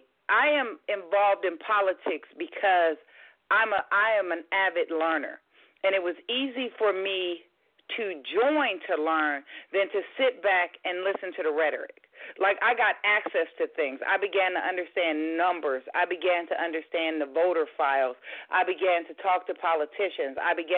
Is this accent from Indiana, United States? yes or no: yes; Indiana, United States; I had Pence for governor. I'm from Indiana.